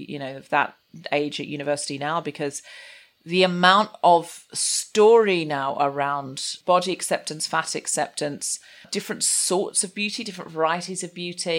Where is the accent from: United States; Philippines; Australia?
Australia; Gold Coast, Queensland; I was raised on the Gold Coast in Queensland in Australia